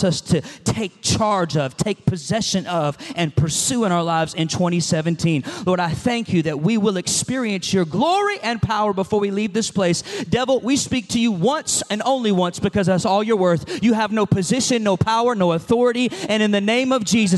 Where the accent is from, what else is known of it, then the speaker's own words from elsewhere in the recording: Atlanta, Georgia, United States; I'm from Atlanta